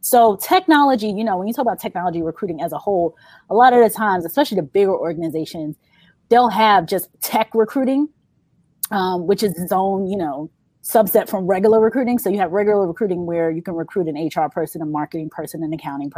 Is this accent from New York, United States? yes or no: yes; New York, United States; I'm from New York